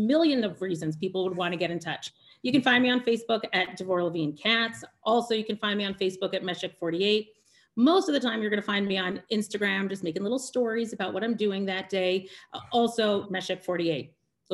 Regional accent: Canada; moved away as an adult; now in Israel; I'm Canadian, I'm a woman

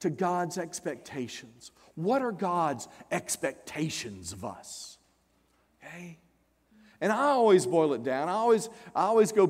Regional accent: South Louisiana, United States; I'm from South Louisiana. born south of Interstate 10.

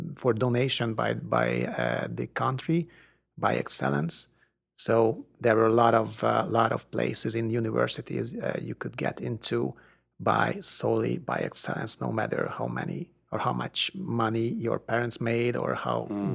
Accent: Hungary; moved away as an adult; now in Austin, United States; I did grow up in Hungary, which was not the part of the Soviet Union

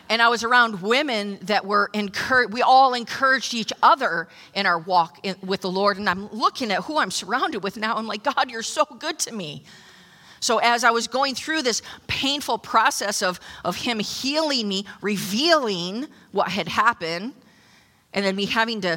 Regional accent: New Jersey, United States; I'm from Jersey.

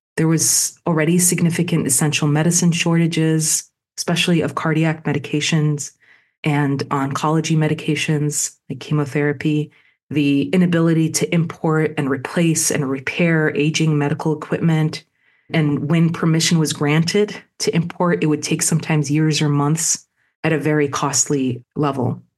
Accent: Chicago, Illinois, United States; my hometown, Chicago

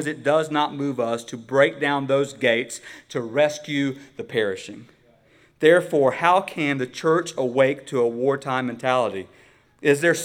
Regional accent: United States; as American Christians

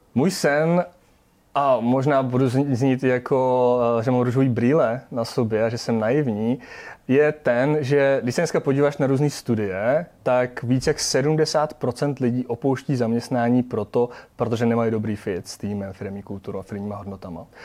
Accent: Czechia; jsme Češi

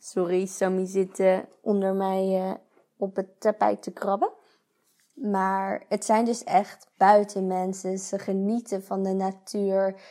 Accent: Netherlands; moved away as an adult; now in Switzerland; ik ben blij dat ik Nederlander ben

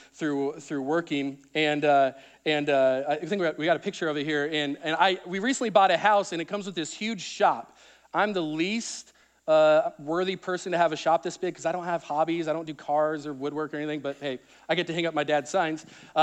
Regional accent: Lincoln, Nebraska, United States; I grew up in Lincoln, Nebraska.

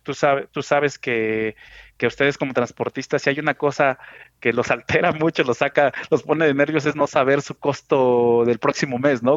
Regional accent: Mexico City, Mexico; soy mexicano, nací en la Ciudad de México

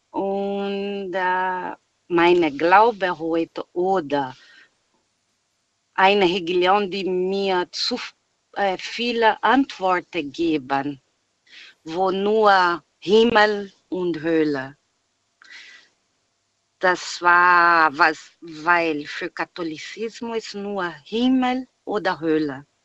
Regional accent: Brazil; German is a second language; weil ich komme aus Brasilien.

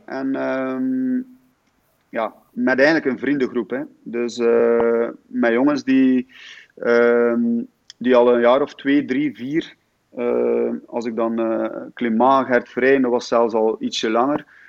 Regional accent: Damme, Flanders, Belgium; Ik ben eigenlijk afkomstig van Damme

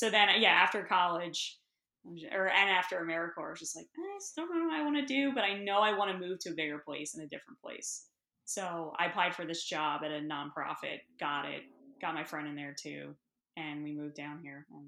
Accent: Bucks County, Pennsylvania, United States; also born or lived in Lehigh Valley / Philadelphia; I grew up in Bucks County

